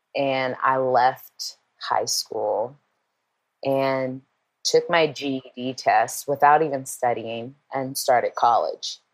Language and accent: English; Portland, United States; moved away; growing up in Portland